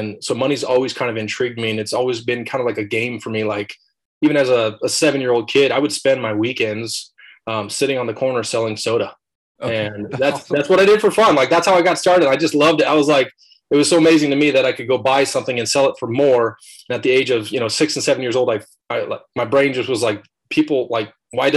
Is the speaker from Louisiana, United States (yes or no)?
no; Idaho, United States; also born or lived in Alaska / Hawaii; I was originally born in Alaska and family moved down here, moved to Idaho for a little bit. And then my folks actually helped start a church over in Hawaii. So when I was, I don't know, 9, 10 years old, moved to Hawaii for 3 years. Then we moved back to Idaho and I lived in Idaho ever since